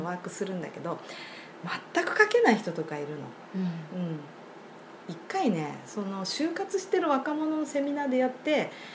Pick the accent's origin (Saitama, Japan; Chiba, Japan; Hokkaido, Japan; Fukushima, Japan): Hokkaido, Japan; Sapporo; 私はずっと札幌に生まれ育ったんで